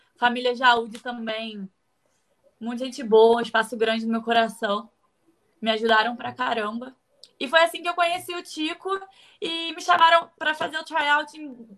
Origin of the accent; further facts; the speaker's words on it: Rio de Janeiro, Brazil; also born or lived in Bom Jesus do Itabapoana, Rio de Janeiro / Espírito Santo; Mas voltei para o Rio muito novinha, acho que eu tinha dois anos. E eu morei na comunidade